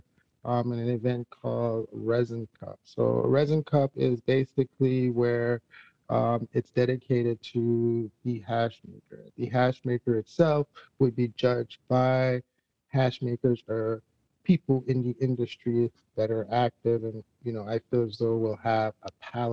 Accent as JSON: {"language": "English", "country": "Jamaica", "moved": "yes", "said": "I'm originally from Jamaica"}